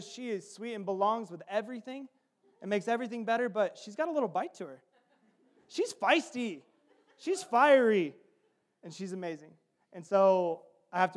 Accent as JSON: {"language": "English", "region": "the South", "country": "United States", "said": "I'm from the South"}